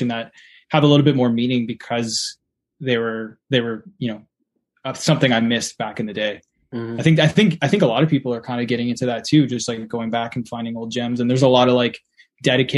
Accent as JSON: {"language": "English", "town": "Hamilton", "region": "Ontario", "country": "Canada", "tie": "born or raised there", "said": "I grew up in Hamilton, from Hamilton"}